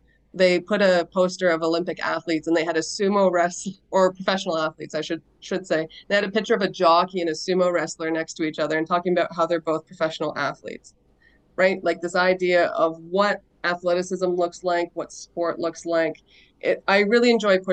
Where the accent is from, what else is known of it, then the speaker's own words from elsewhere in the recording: Kingston, Ontario, Canada; now in Pembroke, Canada; I'm originally from Kingston